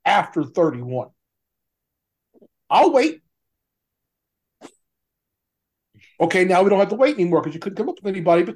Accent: Hammond, Louisiana, United States; moved away; I'm from Hammond, Louisiana

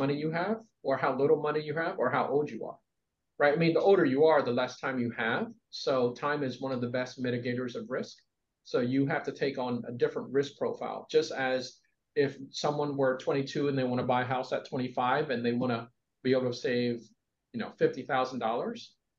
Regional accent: East Coast, United States; but I do know that growing up on the East Coast, it was very much about conforming

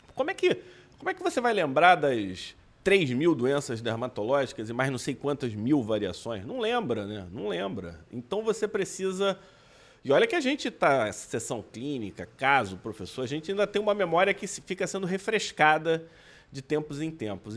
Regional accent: Brazil; eu, que sou médico brasileiro

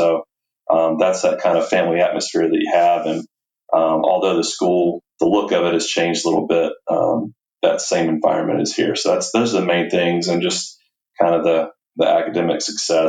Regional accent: Charlotte, North Carolina, United States; I grew up in Charlotte, North Carolina, and that's where Providence Day is.

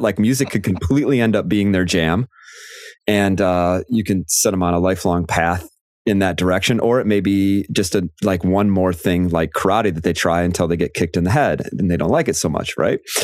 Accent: Chicago, Illinois, United States; moved away as an adult; now in Michigan, United States; I am from the Chicago area

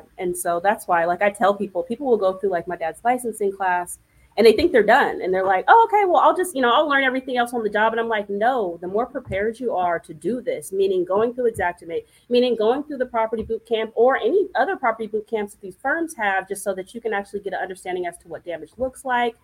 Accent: California, United States; moved away as an adult; also born or lived in Memphis, Tennessee; I'm a Cali girl. I'm from the West Coast

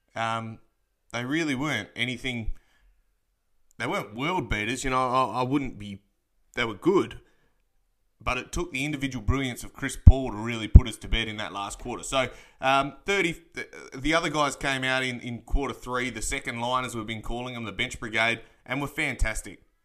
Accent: Perth, Western Australia, Australia; I am from Perth, Western Australia

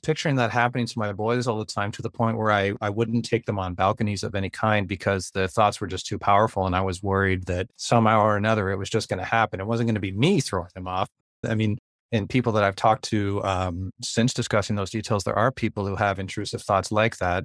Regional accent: Ontario, Canada; I'm from Ontario, Canada, and I'm a teacher and musician up here

